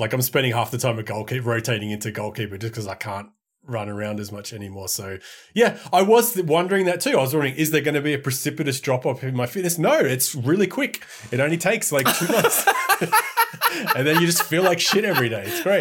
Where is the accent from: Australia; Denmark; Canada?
Australia; as an Australian